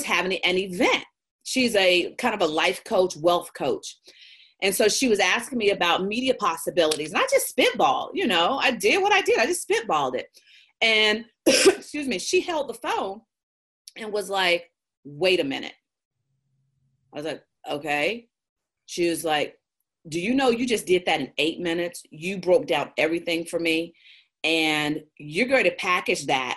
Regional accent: Jackson, Tennessee, United States; moved away as an adult; I was a blue girl born and raised in Jackson, Tennessee

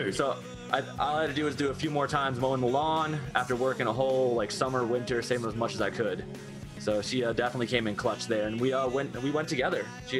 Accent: Florida, United States; back then I grew up in Florida, about 3 hours away from Orlando.

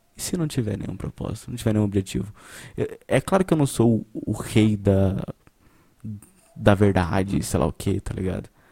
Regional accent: Brazil; a gente é brasileiro

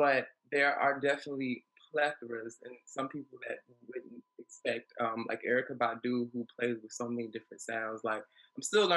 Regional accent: Atlanta, Georgia, United States; I'm from Atlanta, Georgia, literally lived all across east, west, north, south, and the heart of downtown Atlanta. So, it's my home

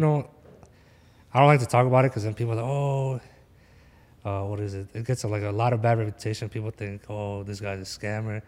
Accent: Philadelphia, Pennsylvania, United States; I'm from Philly

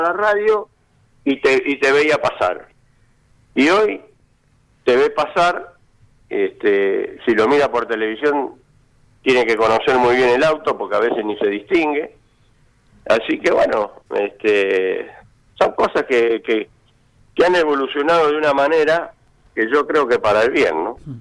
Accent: Argentina; somos los argentinos

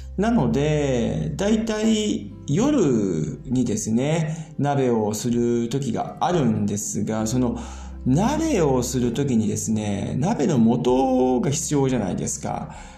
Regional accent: Japan; moved away as an adult; now in Germany; 僕らは日本で生まれて育ってきてる

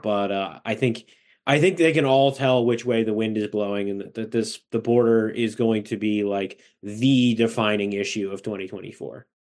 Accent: Washington, United States; my home state of Washington, which has just under eight million people

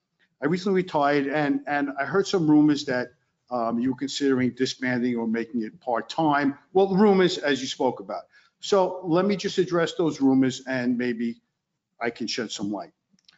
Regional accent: New York City, New York, United States; accent: Brooklyn; moved away as an adult; now in Honesdale, United States; I'm a New Yorker, specifically Brooklyn, so you can tell by my accent.

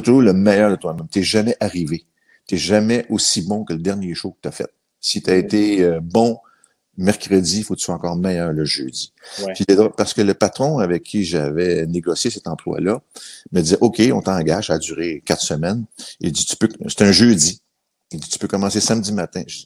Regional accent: Laval, Quebec, Canada; also born or lived in Shawinigan, Quebec; je suis parti de là, j'avais même pas deux ans parce que le travail avait appelé mon père dans la région métropolitaine. On a déménagé dans le secteur de Laval. Et euh, j'ai beaucoup plus de souvenirs de la ville de Laval

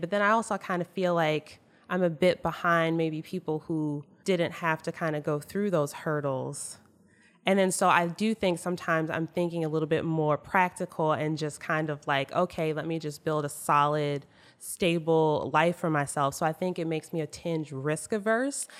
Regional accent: Maryland, United States; I grew up in Maryland

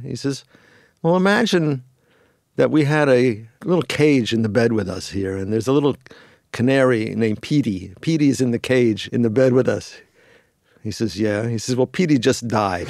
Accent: New York, United States; moved away as an adult; now in Los Angeles, United States; I had moved to L A in nineteen eighty-three from New York. I'm originally from New York.

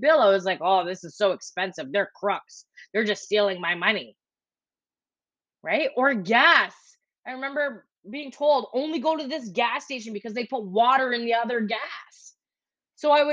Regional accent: Ontario, Canada; now in Prince Edward Island, Canada; I am from Canada, originally from Ontario, and I currently live in Prince Edward Island.

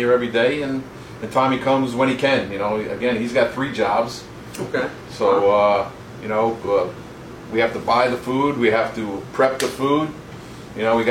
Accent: Smithtown, New York, United States; I grew up in Smithtown. I've been here my whole life

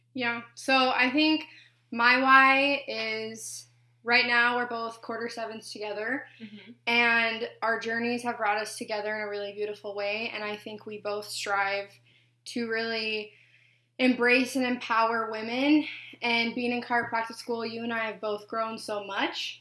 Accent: Wyoming, United States; moved away as an adult; now in Port Orange, United States; I'm from Wyoming

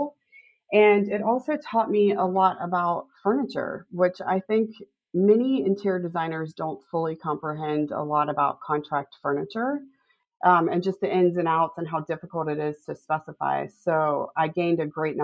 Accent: Florida, United States; I grew up in Florida, actually

